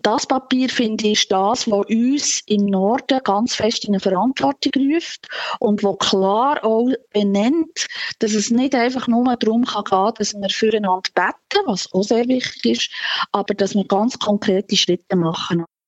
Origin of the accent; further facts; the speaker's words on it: Switzerland; bei uns in der Schweiz